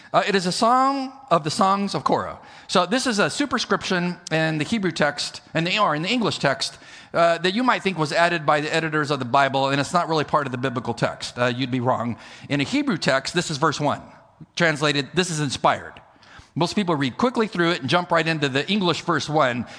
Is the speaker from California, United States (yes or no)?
yes; El Centro, California, United States; moved away; being in California in close proximity to where I grew up in El Centro, California